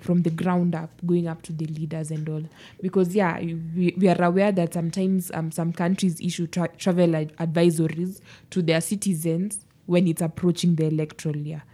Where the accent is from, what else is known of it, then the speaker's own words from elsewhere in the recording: Kenya; I am still a Kenyan. I am still a Kenyan. I was born in, Kenya's my motherland